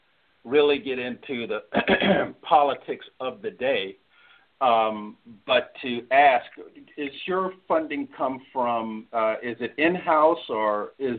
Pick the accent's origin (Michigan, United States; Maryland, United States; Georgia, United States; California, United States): California, United States; Los Angeles; I was born and raised in Watts, California